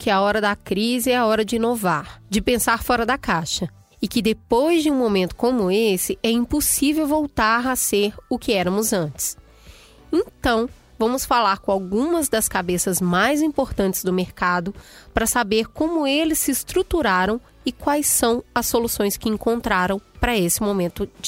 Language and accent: Portuguese; Belo Horizonte, Minas Gerais, Brazil; Vamos para o nosso terceiro conto, que é da Priscila Cardoso, lá da minha terra, de Belo Horizonte.